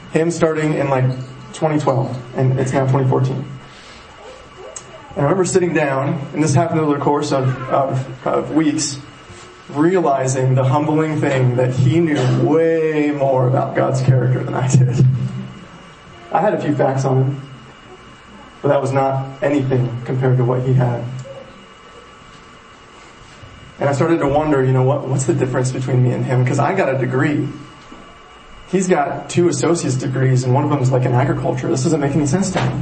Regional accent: Powell, United States; When I first moved to Powell, moved back to Powell, it's my hometown

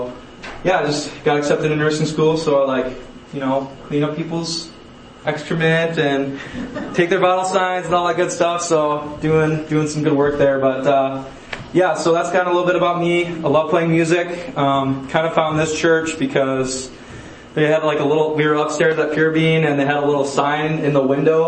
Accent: Mankato, Minnesota, United States; I grew up in Mankato, Minnesota

